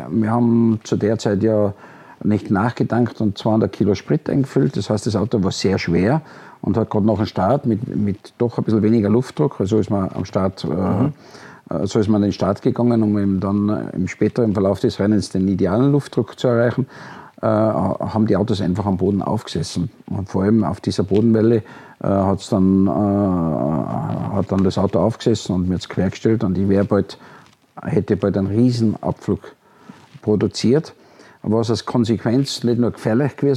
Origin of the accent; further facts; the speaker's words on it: Austria; Rindt-Fan, als Österreicher klar.